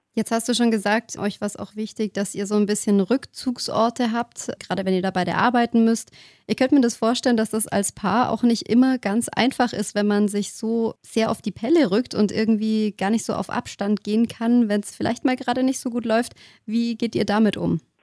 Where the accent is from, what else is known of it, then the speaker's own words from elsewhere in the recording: Germany; bei uns in Deutschland scheint die Sonne sowieso so wenig